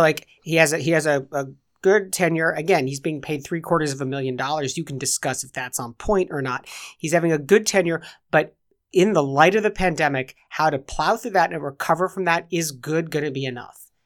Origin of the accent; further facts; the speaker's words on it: England, United Kingdom; I'm English.